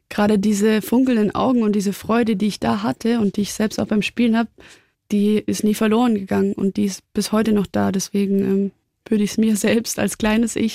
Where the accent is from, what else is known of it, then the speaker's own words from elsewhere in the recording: Germany; now in Munich, Germany; der Bodensee, da komme ich super gerne zurück.